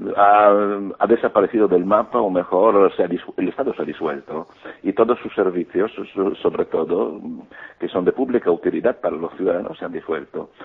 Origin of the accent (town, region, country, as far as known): Greece